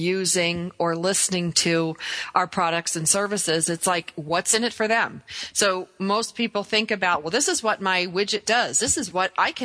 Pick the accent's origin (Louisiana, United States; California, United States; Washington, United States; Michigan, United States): Michigan, United States; Hockeytown; I grew up in Hockey Town, and Red Berenson and Scotty Bowman were some of my neighbors growing up.